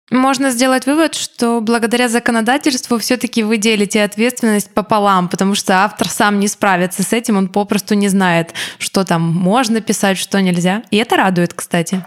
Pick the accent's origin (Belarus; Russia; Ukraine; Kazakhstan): Ukraine; я не учила русский язык никогда. Я не а. учила русский, у меня не было ни одного урока русского языка. Я училась в украинской школе.